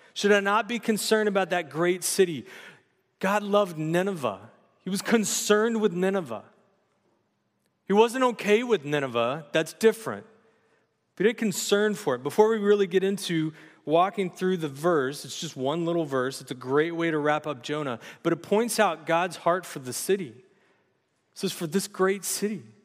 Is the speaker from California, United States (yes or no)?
yes; San Luis Obispo, California, United States; also born or lived in Los Angeles, California; now in Santa Maria, United States; I grew up in Slough J, for junior high and high school